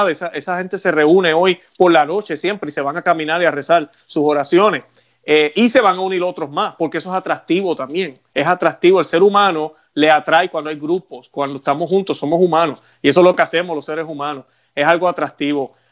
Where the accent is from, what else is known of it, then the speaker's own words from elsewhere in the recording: Puerto Rico; now in Florida, United States; nosotros allá en Puerto Rico, eh, yo soy de Puerto Rico, vivo en Florida, pero soy de Puerto Rico